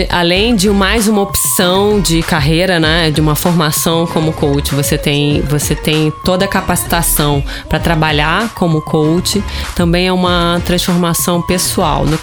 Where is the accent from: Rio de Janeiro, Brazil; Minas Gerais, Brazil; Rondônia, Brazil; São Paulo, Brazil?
Rio de Janeiro, Brazil; accent: carioca; Vocês já devem ter percebido pelo meu sotaque que eu sou carioca.